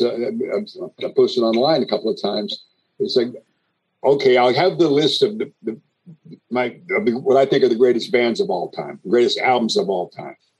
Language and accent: English; East Coast, United States; moved away; also born or lived in Bay Area; I grew up on the East Coast uh, uh, primarily